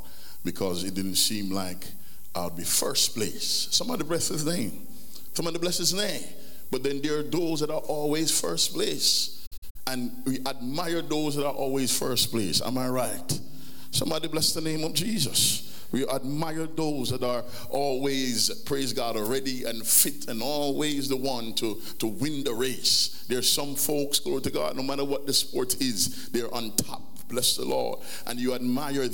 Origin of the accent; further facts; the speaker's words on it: Jamaica; growing up in Jamaica